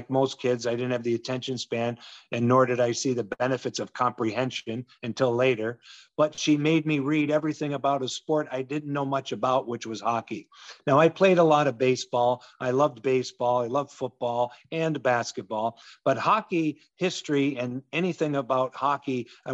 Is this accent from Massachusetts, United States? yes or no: yes; Western Massachusetts, United States; moved away; also born or lived in Hartford / North Carolina / Seattle; I grew up in Western Massachusetts